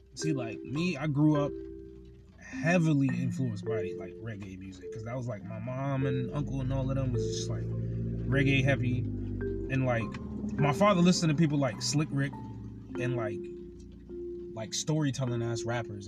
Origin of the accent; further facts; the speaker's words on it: Connecticut, United States; I'm from Connecticut.